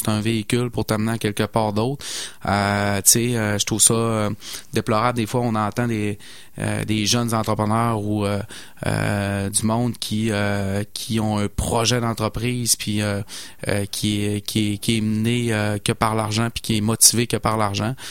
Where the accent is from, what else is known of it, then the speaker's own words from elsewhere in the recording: Saguenay, Quebec, Canada; moved away as an adult; mon accent me trahit. Hein. je suis originaire de Saguenay